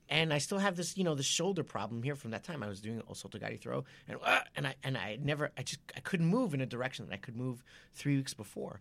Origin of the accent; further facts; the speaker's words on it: Japan; moved away; I was brought up in Japan